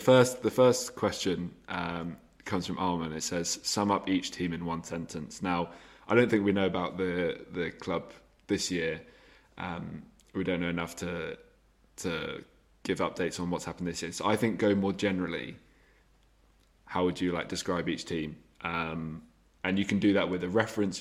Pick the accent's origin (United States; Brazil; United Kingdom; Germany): United Kingdom; England; because we're English